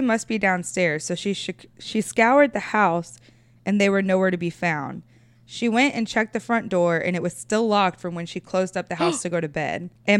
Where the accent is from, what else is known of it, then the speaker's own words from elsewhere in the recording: Wimauma, Florida, United States; So my dad's family was really poor, and I grew up in Wimama.